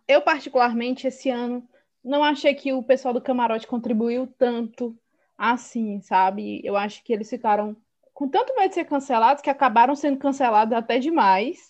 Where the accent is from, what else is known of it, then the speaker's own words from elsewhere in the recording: Northeast Region, Brazil; eu sou do Nordeste